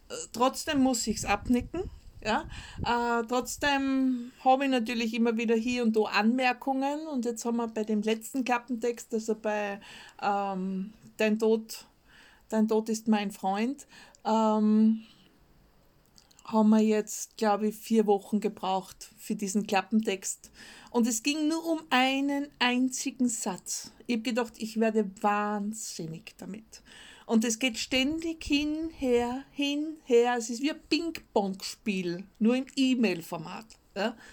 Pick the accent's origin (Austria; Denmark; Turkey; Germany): Austria; mit meinem Österreichisch. Ähm, für mich persönlich ist ein Stuhl und ein Sessel das gleiche. Ja? Als Österreicher, das ist einfach dasselbe.